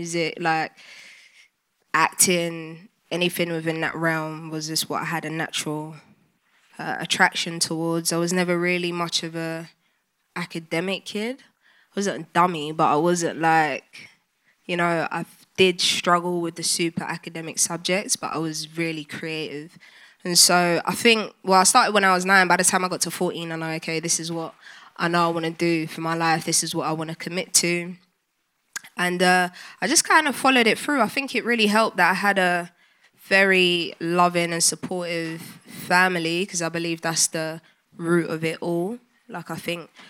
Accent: London, United Kingdom; I grew up in North London, Highbury and Islington

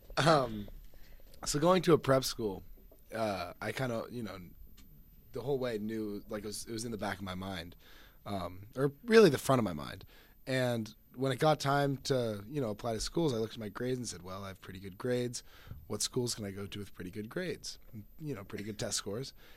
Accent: Phoenix, Arizona, United States; I'm a freshman from Phoenix, Arizona.

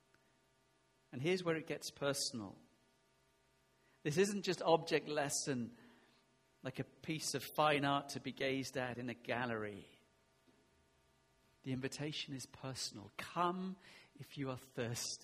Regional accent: United Kingdom; we're very British

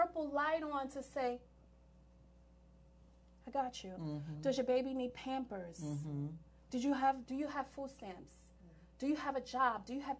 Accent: New York, United States; I'm from New York

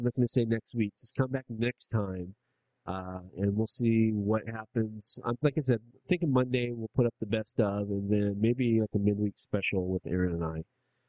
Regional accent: Bronx, New York, United States; I'm from the Bronx. You don't even want to fuck with me right now.

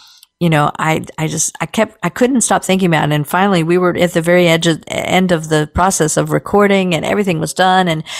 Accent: Short Gap, West Virginia, United States; I grew up in Shortcap, West Virginia, which is just across the Potomac River, the Inno Canal from Cumberland, Maryland

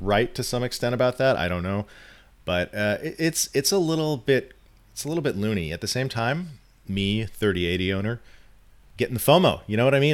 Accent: California, United States; as someone who's lived in California my whole life

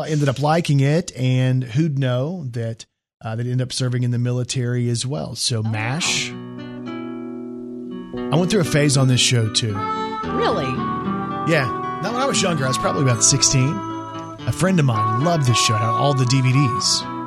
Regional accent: Dallas, Texas, United States; moved away; I'm from the Dallas area

